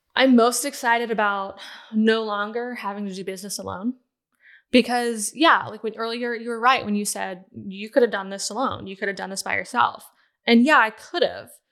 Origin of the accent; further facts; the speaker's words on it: Southern Pines, North Carolina, United States; also born or lived in Ohio; I was born and raised in Ohio, but I called the Carolinas home because we moved there after elementary school